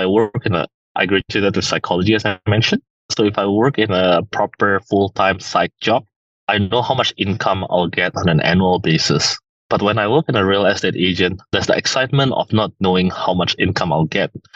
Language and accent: English; Singapore; moved away; also born or lived in United States; I grew up on that in Singapore